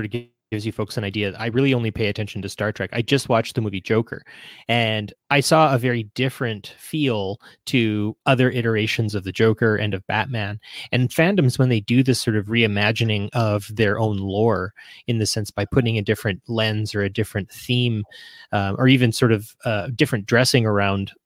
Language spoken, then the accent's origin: English; Canada; being a Canadian